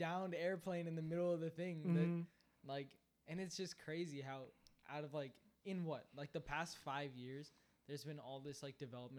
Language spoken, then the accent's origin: English; Fairfax, Virginia, United States; also born or lived in Minnesota; And then we moved to Fairfax, and then I basically grew up in Fairfax and Herndon and whatnot.